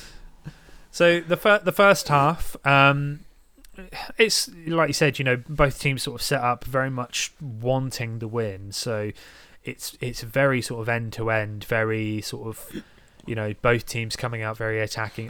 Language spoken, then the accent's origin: English; Portsmouth, South East England, United Kingdom; I'm from Portsmouth. I, I, I've spent, you know, the vast majority of my life living on the South Coast